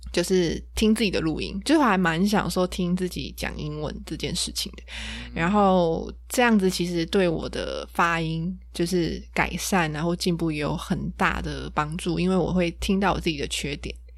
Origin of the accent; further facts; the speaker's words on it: Taiwan; 我就是一个土生土长的台湾人嘛，就是从小就在台湾学英文